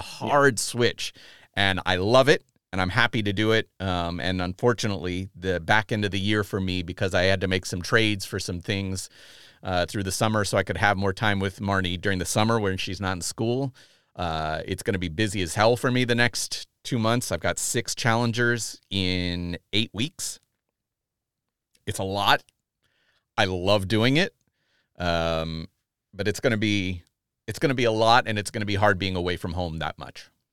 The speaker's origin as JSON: {"language": "English", "country": "United States", "said": "I'm bummed as an American"}